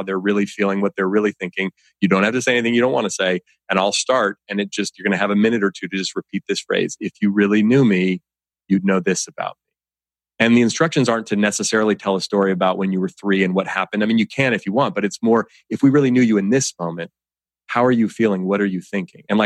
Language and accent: English; Oakland, California, United States; growing up in Oakland, California, you know, raised by my single mom